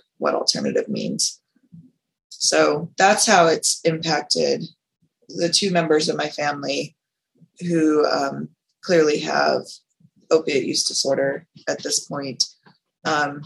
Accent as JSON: {"language": "English", "town": "Las Vegas", "region": "Nevada", "country": "United States", "said": "I am from Las Vegas, Nevada"}